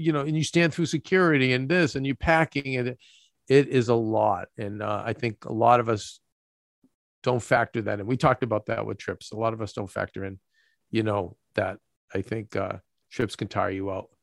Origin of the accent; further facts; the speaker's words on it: Boston, Massachusetts, United States; moved away; also born or lived in Los Angeles; We are equal distant from Boston, people we grew up with, and New York, where we do business